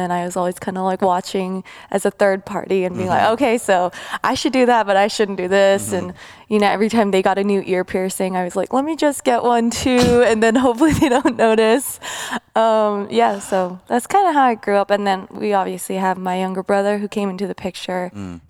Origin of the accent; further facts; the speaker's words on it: La Cañada Flintridge, California, United States; I grew up in La Cañada. I grew up like right up Angeles Crest. And you know, we lived in such a, I would say well off